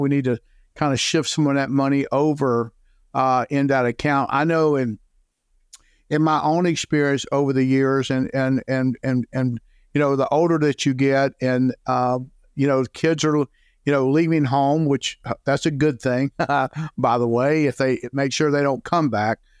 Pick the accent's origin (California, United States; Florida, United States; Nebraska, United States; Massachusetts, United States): Florida, United States; Jacksonville; now in Saint Augustine, United States; born and raised in Jacksonville, Florida